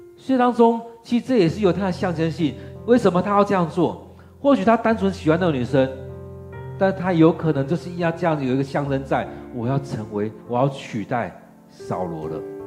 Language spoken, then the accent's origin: Chinese; Taiwan; 其实，我们台湾人的性格并不是那么强势的性格